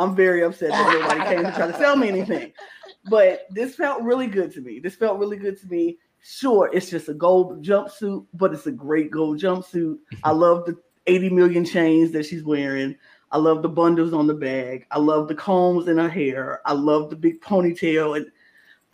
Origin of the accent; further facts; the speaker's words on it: Chicago, Illinois, United States; I grew up in the South Side of Chicago my entire life.